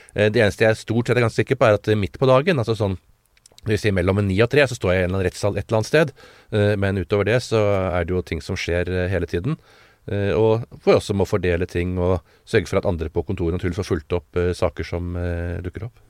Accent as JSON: {"language": "Norwegian", "region": "Oslo", "country": "Norway", "tie": "born or raised there", "said": "født, på, på Smestad og beveget meg rundt på Smestad i uh, Oslo gjennom alle år"}